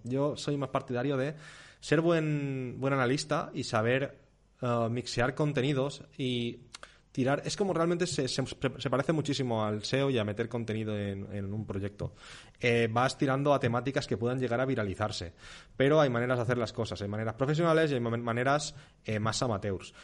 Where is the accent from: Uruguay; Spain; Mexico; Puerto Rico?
Spain; also born or lived in Mallorca; yo no siento España, en plan, wow, soy español